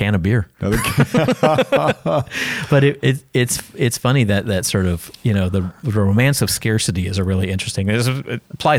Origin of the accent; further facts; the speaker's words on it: Houston, Texas, United States; I was born and raised in Houston, Texas.